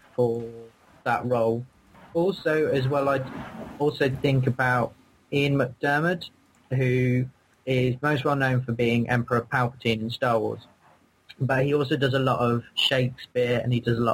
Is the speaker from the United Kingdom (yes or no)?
yes; United Kingdom; I'm British.